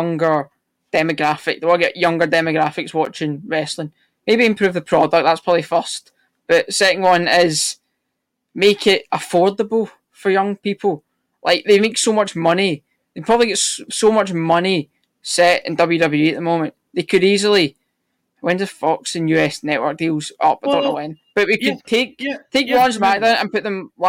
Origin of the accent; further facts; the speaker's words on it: Scotland, United Kingdom; I'm Scottish